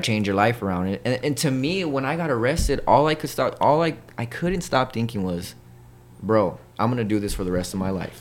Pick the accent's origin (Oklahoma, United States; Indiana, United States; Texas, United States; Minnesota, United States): Texas, United States; El Paso; also born or lived in Colorado; I'm born and raised in El Paso, Texas